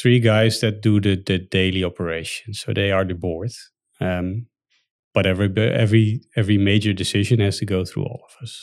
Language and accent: English; Netherlands; As a Dutch citizen